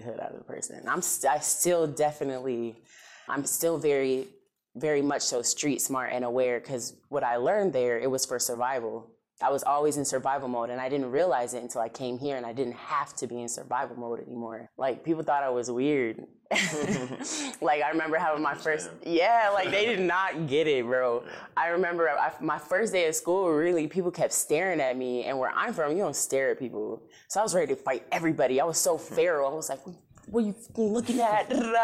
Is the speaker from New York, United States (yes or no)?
yes; Rochester, New York, United States; now in Florida, United States; I was born in Rochester, New York